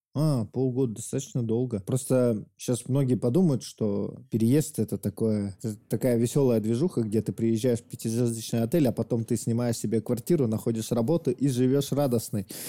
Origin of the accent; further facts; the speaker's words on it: Yakut, Sakha Republic, Russia; я якут, и за мной еще миллион якутов